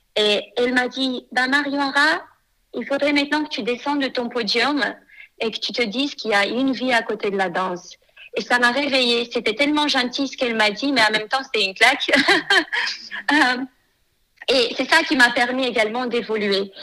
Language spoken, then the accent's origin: French; Moldova; moved away as an adult; now in France; je suis née en Moldavie